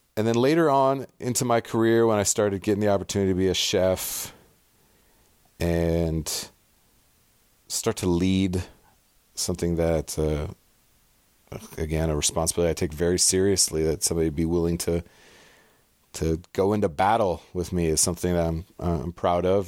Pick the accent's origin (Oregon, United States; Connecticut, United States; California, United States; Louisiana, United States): California, United States; San Diego; also born or lived in Pasadena, California / North Rhine-Westphalia, Germany; grew up into my elementary, middle school, high school years in Southern California in North County, San Diego.